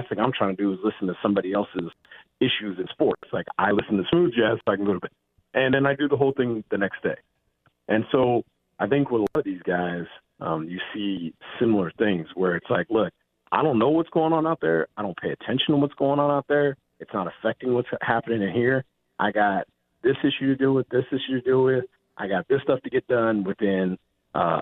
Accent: Northern California, United States; I grew up in Northern California

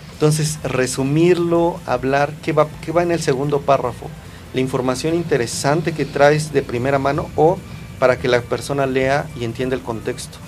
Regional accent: Mexico; empoderarnos como mexicanos

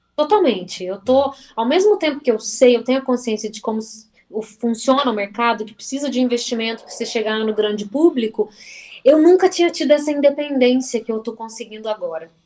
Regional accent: Varginha, Minas Gerais, Brazil; moved away; ter saído de Varginha

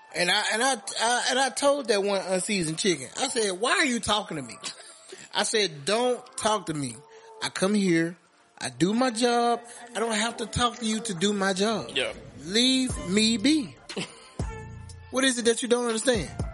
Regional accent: Alabama, United States; Just know I'm from Alabama.

